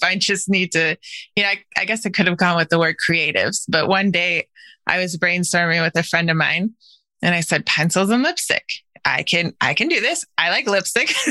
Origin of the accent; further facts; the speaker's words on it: Wisconsin, United States; moved away; I grew up mostly in Wisconsin